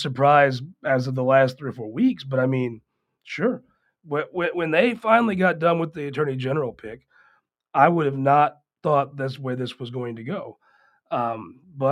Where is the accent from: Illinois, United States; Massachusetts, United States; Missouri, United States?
Missouri, United States; Poplar Bluff; also born or lived in Cape Girardeau; I'm from Poplar Bluff